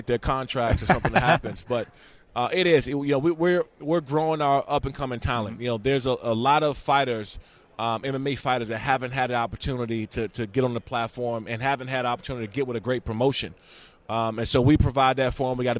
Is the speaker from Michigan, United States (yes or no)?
no; Prince George's County, Maryland, United States; I'm from Prince George's County, Maryland